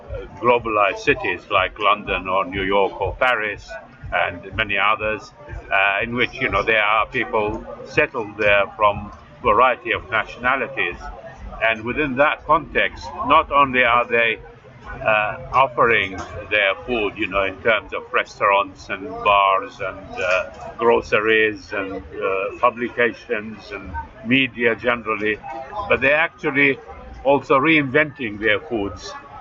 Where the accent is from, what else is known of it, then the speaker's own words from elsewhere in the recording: Baghdad, Baghdad Governorate, Iraq; moved away; I grew up in Baghdad, and I remember as a boy in the early 1950s